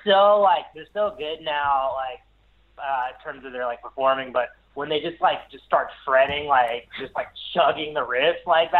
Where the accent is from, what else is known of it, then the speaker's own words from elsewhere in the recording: Columbia, South Carolina, United States; so I grew up in Columbia, South Carolina, and Columbia was like a real shit town.